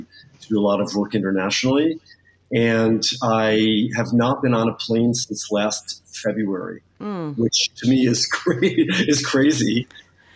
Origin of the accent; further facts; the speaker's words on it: United States; moved away as an adult; also born or lived in Boston; now in Paris, France; I am American. I've been living in Paris now 31 years. But I went to school in Boston